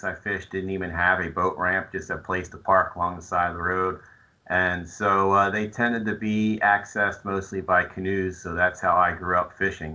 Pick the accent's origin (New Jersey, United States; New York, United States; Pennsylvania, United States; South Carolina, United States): New Jersey, United States; moved away as an adult; also born or lived in Virginia; I grew up in New Jersey.